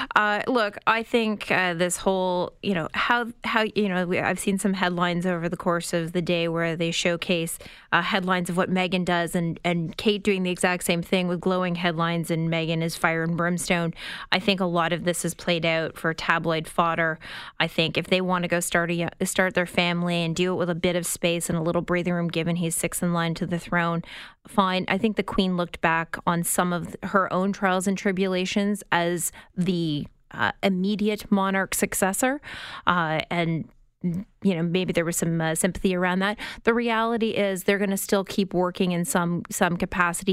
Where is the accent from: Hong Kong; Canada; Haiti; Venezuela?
Canada; Tilbury, Ontario; my hometown of Tilbury